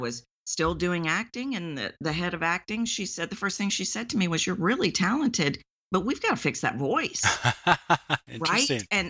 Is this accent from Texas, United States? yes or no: yes; Texas, United States; accent: Texan; I'm from Texas, why do I sound Texan?